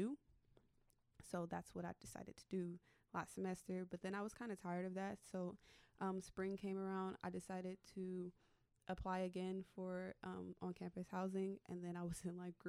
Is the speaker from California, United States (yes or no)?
yes; Oakland, California, United States; moved away as an adult; now in Sacramento, United States; I'm from Oakland, California, so I grew up there, born and raised in East Oakland